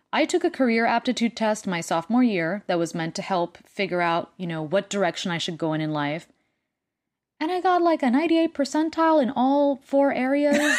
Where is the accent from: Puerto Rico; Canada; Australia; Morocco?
Puerto Rico; first language Spanish; English is a second language; moved away; I speak two languages 'cause I'm from Puerto Rico and Spanish is my first language